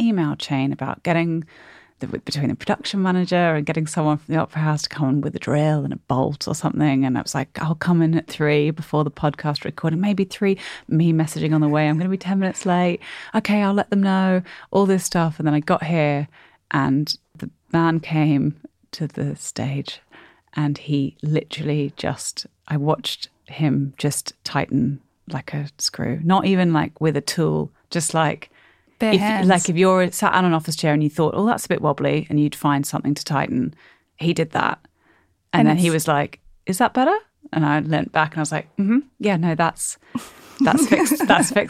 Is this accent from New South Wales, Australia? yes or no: yes; Sydney, New South Wales, Australia; moved away as an adult; also born or lived in London / Durham; Unfortunately for me, I am from Sydney and then I shed my Sydney voice, not intentionally, in London and in Durham where I went to uni.